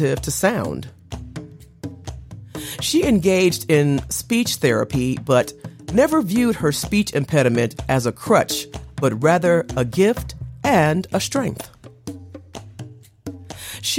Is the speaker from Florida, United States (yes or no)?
no; Chicago, Illinois, United States; the Sweet Holy Spirit Church of my hometown, Chicago